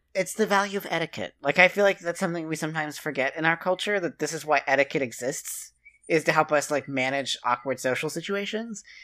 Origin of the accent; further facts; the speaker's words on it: West Virginia, United States; moved away; That's three times larger than my hometown. in West Virginia.